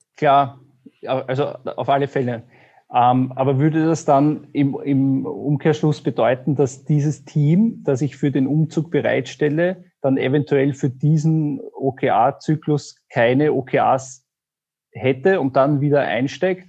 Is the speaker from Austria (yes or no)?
yes; Austria; ich bin aus Österreich